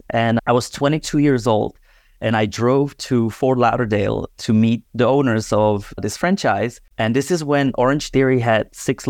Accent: Czechia; I'm born and raised in Czech Republic, where I originally dabbled into DJing from young age.

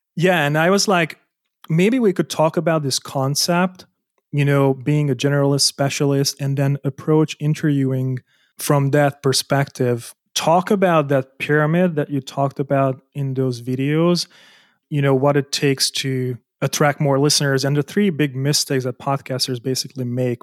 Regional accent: Hungary; moved away as an adult; also born or lived in Germany; I was born in Hungary, I moved out so that I can earn more money as an architect

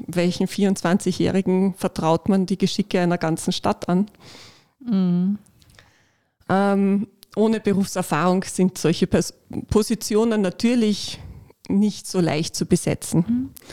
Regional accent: Upper Austria, Austria; moved away as an adult; also born or lived in Carinthia; ich bin eigentlich aus Oberösterreich und habe in Kärnten studiert

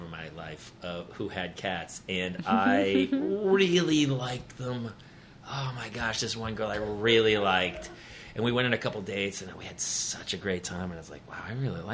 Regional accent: New Hampshire, United States; moved away as an adult; now in Los Angeles, United States; I grew up in New Hampshire

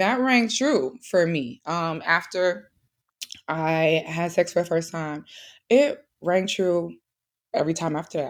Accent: St. Louis, Missouri, United States; I'm not from New York, so I'm from Saint Louis, Midwest girly

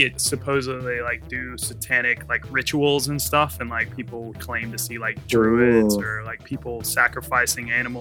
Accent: on the North Carolina border, Virginia, United States; My hometown's right on the border, Virginia, North Carolina

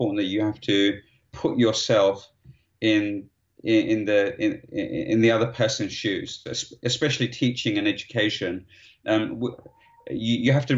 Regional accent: London, United Kingdom; I grew up in East London

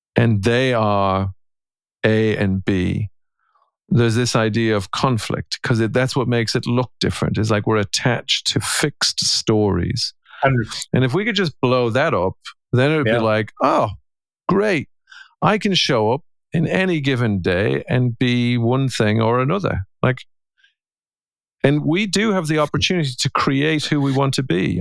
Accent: Ireland; I'm an Irishman and I'm a husband and a father and I'm a coach.

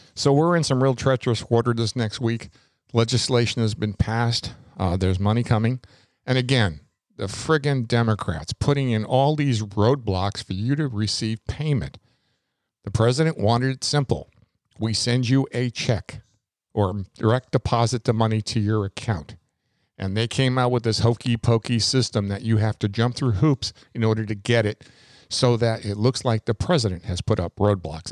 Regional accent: New York, United States; moved away as an adult; now in Florida, United States; I was brought up in New York. I was born in New York, uh, lived there until I was eighteen and moved here to Florida

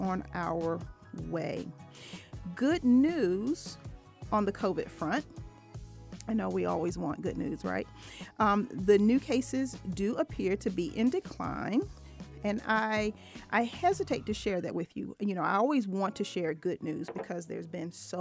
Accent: Virginia, United States; moved away; my hometown in Virginia

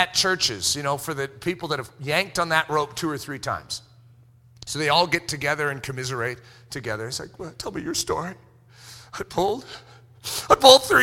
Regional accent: United States; being American

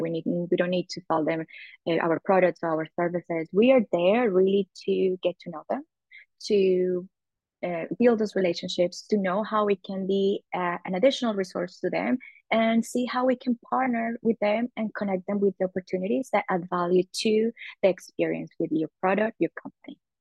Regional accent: Medellín, Antioquia, Colombia; moved away as an adult; now in United States; So I'm originally originally from Colombia in South America. I've been living in the United States uh, for almost 13 years

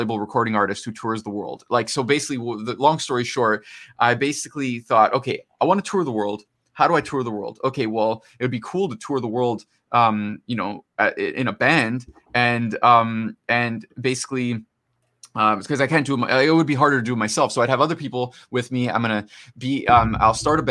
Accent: Toronto, Ontario, Canada; So I'm from Toronto, Canada

